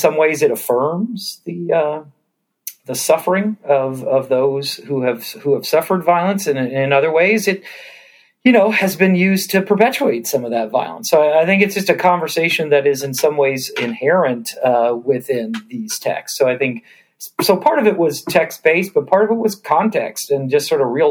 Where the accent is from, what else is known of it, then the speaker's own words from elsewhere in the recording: Georgia, United States; now in San Diego, United States; although I live in San Diego, I grew up in Georgia